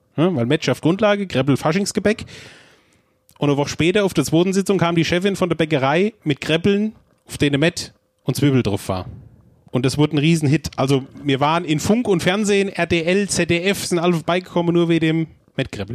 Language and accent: German; Nidda, Hesse, Germany; born or raised there